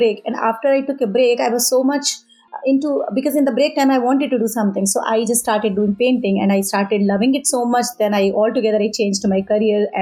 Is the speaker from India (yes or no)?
yes; Auraiya, Uttar Pradesh, India; moved away; I am from India, from a small town, Auraya. It's in Uttar Pradesh. There I learned a little bit of art as a part of my education in my childhood.